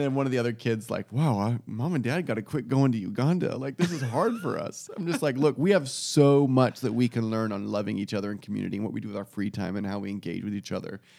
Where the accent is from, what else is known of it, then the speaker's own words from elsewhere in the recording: United States; we as an American culture